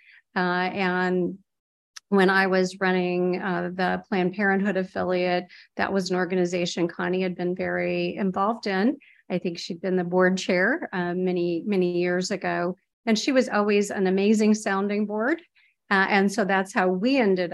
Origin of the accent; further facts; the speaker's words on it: Huxley, Iowa, United States; moved away as an adult; also born or lived in Ames, Iowa / Boston / Dallas; I was born in Ames. My parents were professors at Iowa State, but most of my growing up was in a little town called Huxley, Iowa, which is between Ames and Ankeny